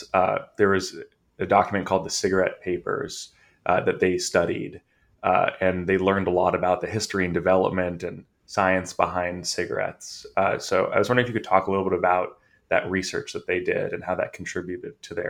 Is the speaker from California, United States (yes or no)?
yes; California, United States; I'm from California